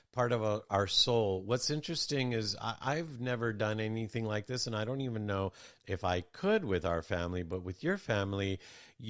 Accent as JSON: {"language": "English", "country": "United States", "tie": "born or raised there", "said": "growing up in America"}